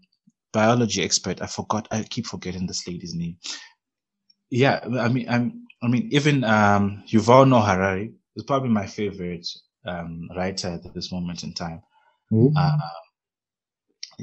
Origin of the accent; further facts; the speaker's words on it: Zimbabwe; now in Namibia; growing up in Zimbabwe and coming here to Namibia